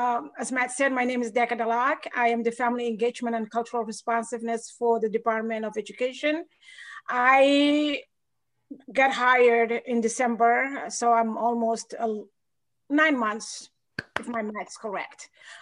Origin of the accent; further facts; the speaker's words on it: Somalia; also born or lived in Atlanta, Georgia, United States; now in Maine, United States; I am originally from Somalia, East Africa. I lived in the United States almost 30 years. I lived first in Atlanta, Georgia, and moved to Maine back in 2005.